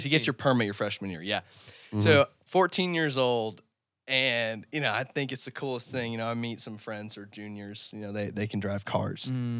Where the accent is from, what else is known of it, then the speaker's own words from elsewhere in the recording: Denver, Colorado, United States; now in Austin, United States; And, you know, I go to school in Austin, Texas. I'm from Denver, so I'm going a few states away.